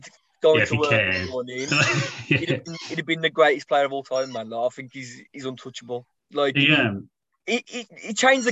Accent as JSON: {"language": "English", "town": "Walsall", "region": "West Midlands", "country": "United Kingdom", "said": "we're from Warsaw"}